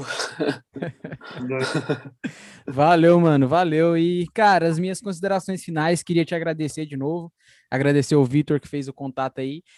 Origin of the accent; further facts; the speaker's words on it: Goiânia, Goiás, Brazil; eu sou de Goiânia